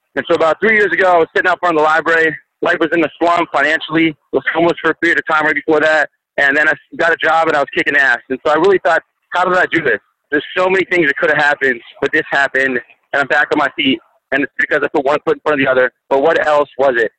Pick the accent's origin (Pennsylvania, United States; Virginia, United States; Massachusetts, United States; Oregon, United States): Pennsylvania, United States; Pittsburgh; moved away as an adult; also born or lived in Birmingham, Alabama; now in Alabama, United States; I'm originally from Pittsburgh